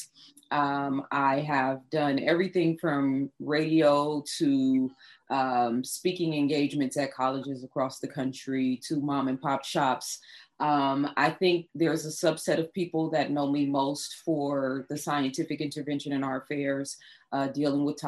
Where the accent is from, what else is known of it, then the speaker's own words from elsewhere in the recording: Oakland, California, United States; when I was growing up in Oakland, California